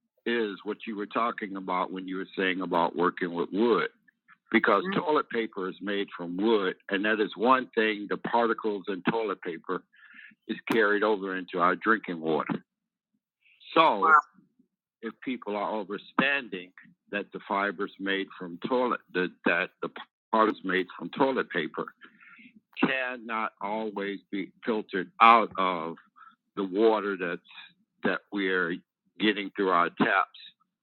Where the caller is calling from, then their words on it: Georgia, United States; I'm calling you from the stolen lands of the Muscogee Creek in Edenton, Georgia.